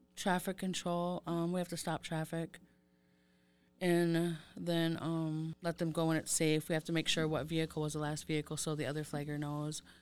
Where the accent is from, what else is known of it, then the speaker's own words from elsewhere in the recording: St. Croix Reservation, Wisconsin, United States; I am from Saint Croix Reservation. I grew up there.